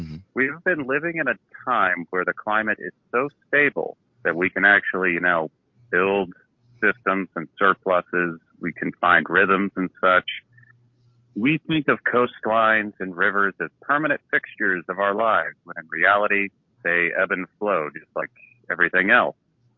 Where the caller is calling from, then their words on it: Nebraska, United States; Hey, it is … from the great state of Nebraska.